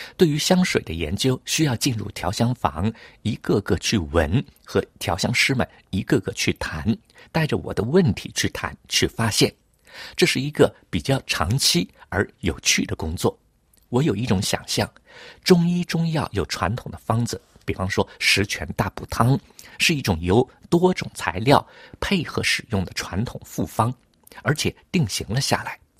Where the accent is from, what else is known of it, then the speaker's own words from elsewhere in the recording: Hangzhou, Zhejiang, China; now in Paris, France; 小的时候在杭州